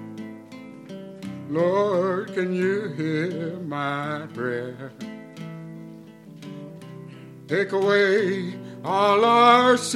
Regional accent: Hawaii, United States; now in Las Vegas, United States; We are special people because we're from Hawaii. Only we know. We have the aloha.

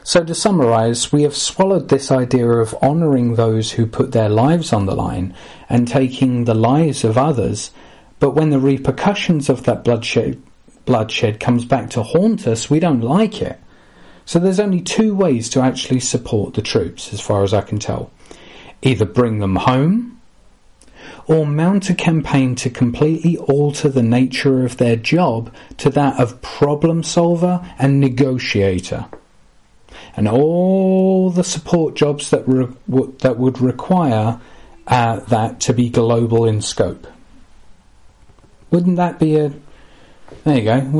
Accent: Gillingham, South East England, United Kingdom; even interviewing average Joes from my hometown of Gillingham

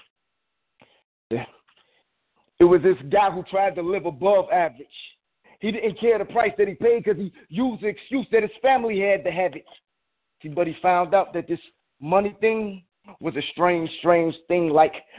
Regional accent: Detroit, Michigan, United States; now in Chicago, United States; from Detroit out here now in Chicago

